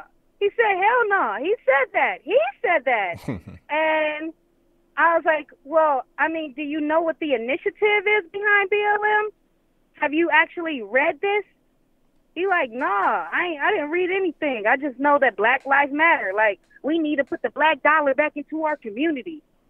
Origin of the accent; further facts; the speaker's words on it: Cleveland, Ohio, United States; now in Kissimmee, United States; I'm calling from Cleveland. Well, I'm actually calling from Kissimmee, but, you know, I'm from Cleveland, so I'm going to represent that.